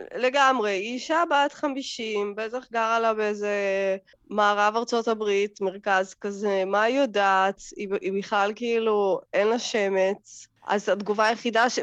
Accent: Russia; now in Israel; אני יכולה להגיד על עצמי קצת בתור רוסייה

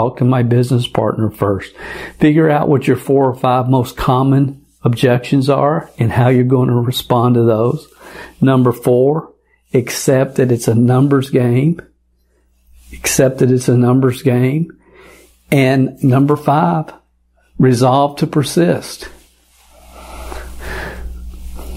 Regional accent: Kentucky, United States; moved away; I haven't gone back to Kentucky, my home state, yet.

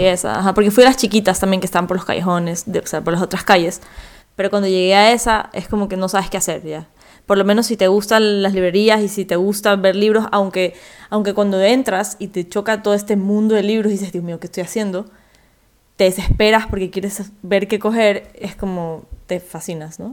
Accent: Ecuador; vengo de Ecuador

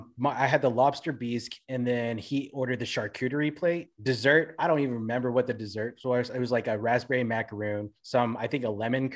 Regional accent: Philippines; I'm black, man. I'm Filipino.

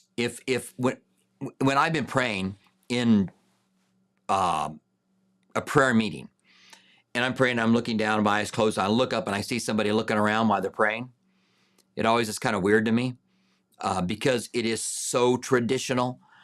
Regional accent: United States; I am an American

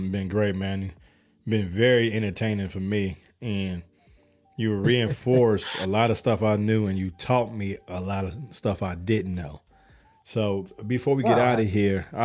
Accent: Chicago, Illinois, United States; now in Atlanta, United States; I live in Atlanta, but I'm from Chicago

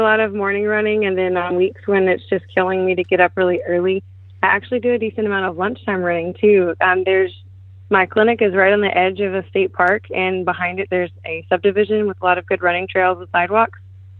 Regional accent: Splendora, Texas, United States; Not far from here, actually. The north side of Houston as well, in the Splendora area.

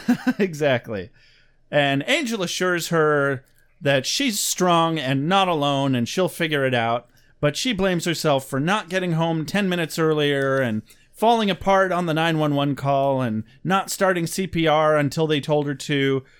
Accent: United States; we're Americans

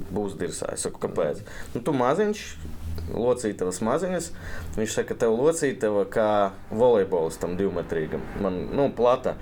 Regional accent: Ilūkste, Selonia, Latvia; es no Ilūkstas

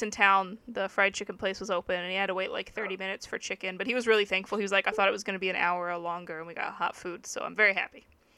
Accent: Texas, United States; born or raised there; now in Japan

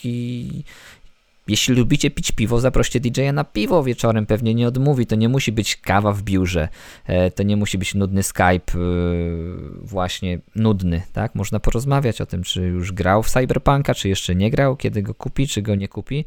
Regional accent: Bolesławiec, Lower Silesian Voivodeship, Poland; Ja jestem z Bolesławca na Dolnym Śląsku

